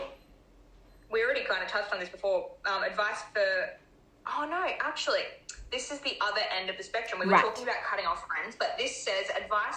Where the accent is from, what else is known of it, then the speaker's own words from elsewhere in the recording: Brisbane, Queensland, Australia; When we moved back to my home state, Brisbane, or Queensland, Brisbane